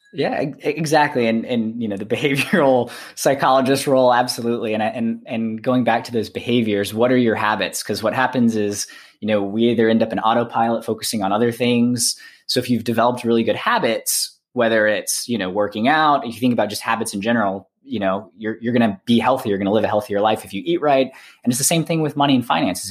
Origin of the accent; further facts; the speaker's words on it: Alabama, United States; I'm from Alabama